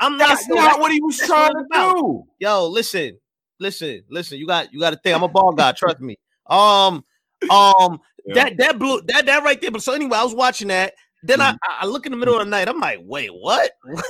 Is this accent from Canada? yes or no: no; New York City, New York, United States; I'm a Brooklyn nigga